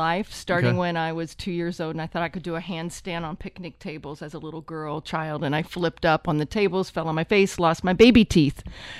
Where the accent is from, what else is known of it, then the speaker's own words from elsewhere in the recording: Louisville, Kentucky, United States; also born or lived in Cincinnati; I came from Louisville, Kentucky